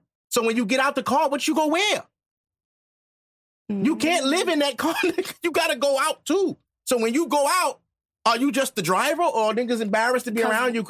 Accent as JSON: {"language": "English", "town": "New York City", "region": "New York", "country": "United States", "said": "I'm a New Yorker for real."}